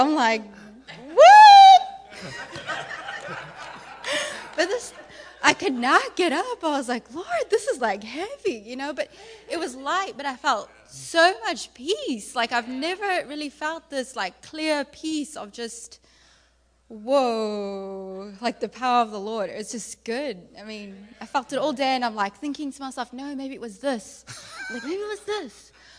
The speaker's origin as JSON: {"language": "English", "town": "Johannesburg", "region": "Gauteng", "country": "South Africa", "said": "South Africa."}